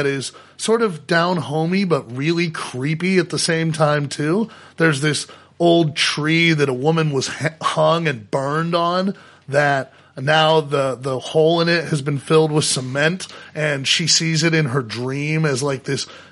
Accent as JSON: {"language": "English", "country": "United States", "said": "as an American"}